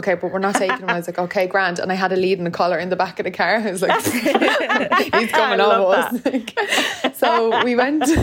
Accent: Ireland; also born or lived in Australia

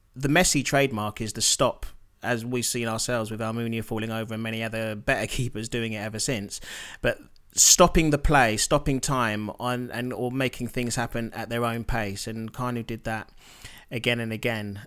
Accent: Nigeria; as a Nigerian

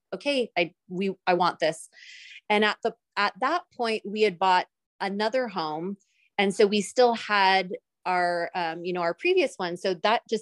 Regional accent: Santa Rosa, California, United States; originally I was born and raised in Northern California in a little city called Santa Rosa

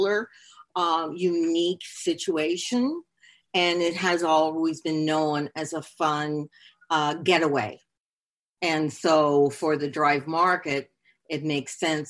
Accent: Canada; now in Hollywood, Florida, United States; I am Canadian

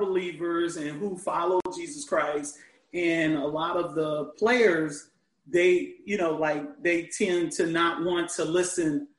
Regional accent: Chicago, Illinois, United States; now in Orlando, United States; I'm from originally from Chicago

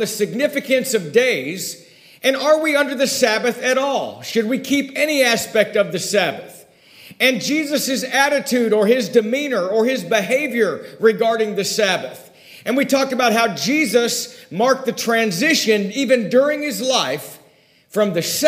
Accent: Ojai, California, United States; also born or lived in Oak View; the hometown that I grew up in Ojai

